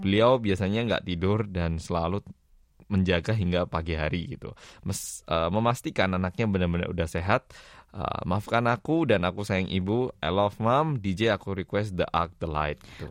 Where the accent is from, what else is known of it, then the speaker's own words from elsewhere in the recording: Daegu, South Korea; kampung halamanku Daegu